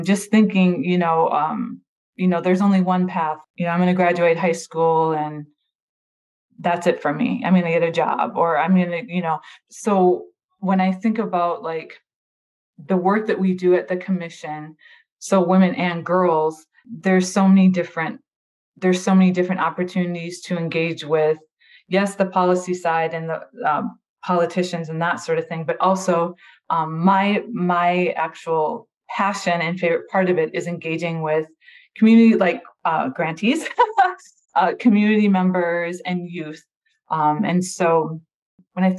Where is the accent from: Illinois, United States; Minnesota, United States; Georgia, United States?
Minnesota, United States; now in California, United States; I'm from Minnesota